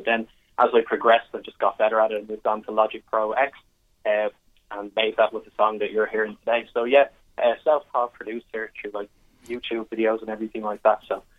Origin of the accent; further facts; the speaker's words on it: Dublin, Leinster, Ireland; So I'm from Coolock myself, born and bred here, 21 years old, currently studying business in DCU.